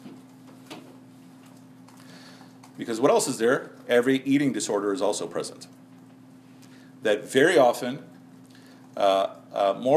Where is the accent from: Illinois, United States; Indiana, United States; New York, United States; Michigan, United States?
Illinois, United States; Chicago; now in Dallas, United States; I'm coming from Chicago